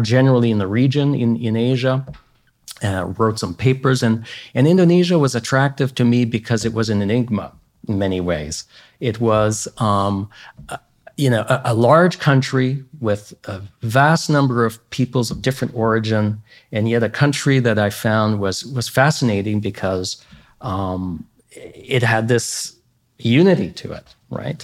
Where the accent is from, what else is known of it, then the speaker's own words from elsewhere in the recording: Canada; as a Canadian